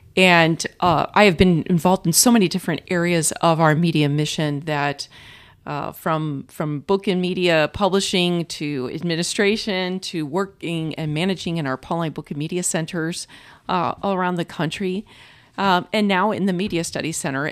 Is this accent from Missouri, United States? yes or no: yes; St. Louis, Missouri, United States; moved away as an adult; now in Culver City, United States; I'm originally from Saint Louis, Missouri